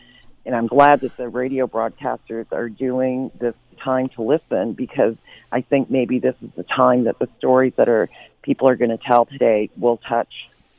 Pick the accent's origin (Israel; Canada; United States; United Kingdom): Canada; Mi'kmaq community, Nova Scotia; I grew up in the Mi'kmaq community, and I've heard stories, and my mom was a residential school survivor